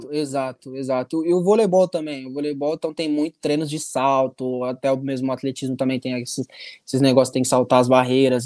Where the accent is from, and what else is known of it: Brazil; moved away